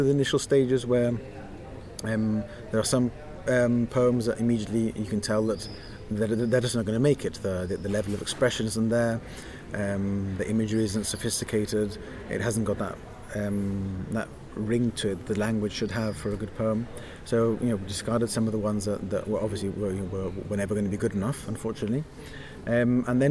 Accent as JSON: {"language": "English", "country": "Gibraltar", "said": "we are very small. We're sort of disconnected from the major publishing centres in the world"}